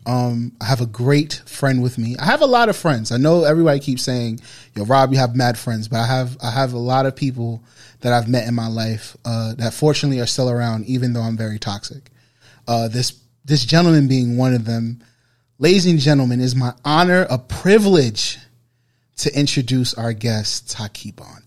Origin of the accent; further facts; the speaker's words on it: New York City, New York, United States; growing up on the Bro, uh, on Boston Road